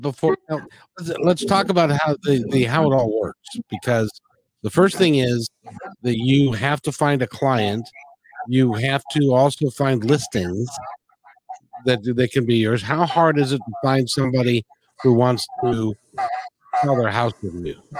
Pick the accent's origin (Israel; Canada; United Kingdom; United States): United States; in the United States, we can't even speak English well.